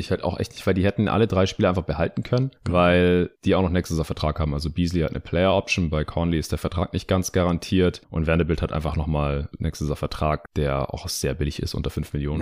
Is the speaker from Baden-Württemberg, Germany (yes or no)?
yes; Stuttgart, Baden-Württemberg, Germany; meine Heimatstadt Stuttgart